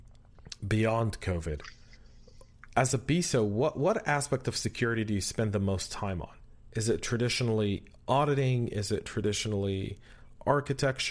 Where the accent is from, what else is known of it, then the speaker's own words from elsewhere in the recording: California, United States; moved away; we're both from California and we probably still have family and friends there